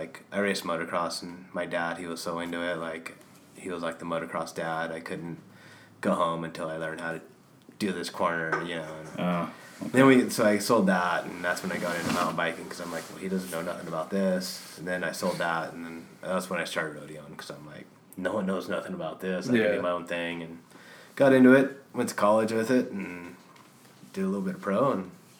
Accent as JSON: {"language": "English", "town": "Ridgecrest", "region": "California", "country": "United States", "said": "It's on the eastern side of the Sierras, a little town called Ridgecrest."}